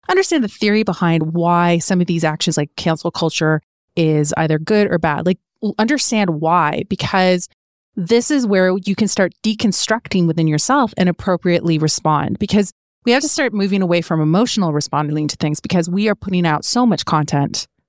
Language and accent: English; Canada; growing up in Canada means that we were raised with certain belief structures from our parents